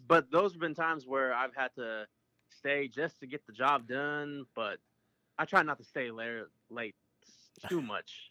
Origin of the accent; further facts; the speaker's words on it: Aberdeen, South Dakota, United States; now in Anadarko, United States; I am originally from Aberdeen, South Dakota, which is the hometown of Josh Heupel